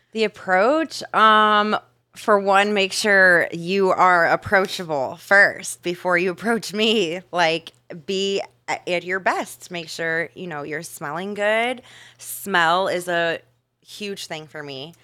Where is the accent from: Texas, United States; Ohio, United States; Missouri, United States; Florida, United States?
Ohio, United States; now in Miami, United States; I grew up in Ohio